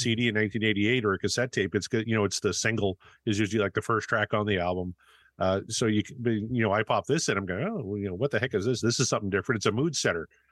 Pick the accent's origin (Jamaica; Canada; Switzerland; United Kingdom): Canada; I come from Canada, right? So I'm, I'm used to whiteout conditions